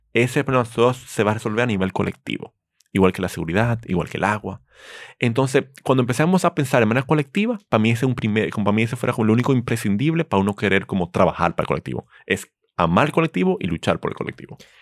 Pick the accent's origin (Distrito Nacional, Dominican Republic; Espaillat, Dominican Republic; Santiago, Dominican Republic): Distrito Nacional, Dominican Republic; Santo Domingo; yo nací aquí en Santo Domingo, En la Clínica Abreu y me he criado aquí